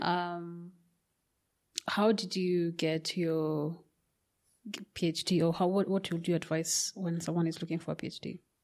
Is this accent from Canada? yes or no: no; Kenya; I come from Kenya